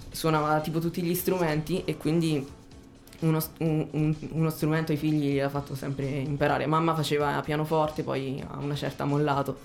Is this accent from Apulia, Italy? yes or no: no; Ascoli Piceno, Marche, Italy; Sono di Ascoli Piceno